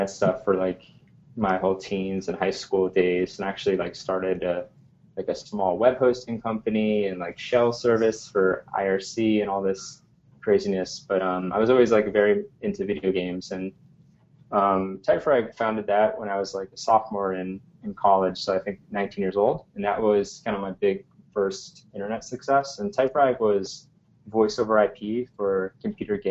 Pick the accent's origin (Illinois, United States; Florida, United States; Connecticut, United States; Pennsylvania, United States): Connecticut, United States; New Haven; now in New York City, United States; I grew up in New Haven, Connecticut, around and actually on the campus of Yale University